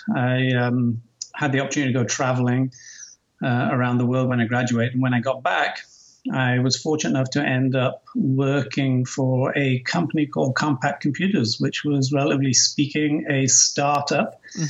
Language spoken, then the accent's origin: English; Newcastle, North East England, United Kingdom; accent: Geordie; Yes, I'm about as English as they come, but I guess those of you listening may detect a hint of an American accent now. My accent's probably in no man's land at this point.